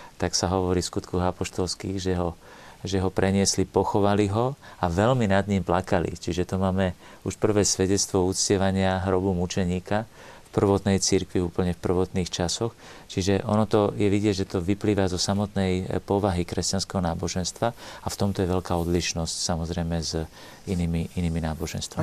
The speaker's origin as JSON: {"language": "Slovak", "country": "Slovakia", "also_born_or_lived": "Italy", "said": "My sme Slováci, povedzme, v Strednej Európe"}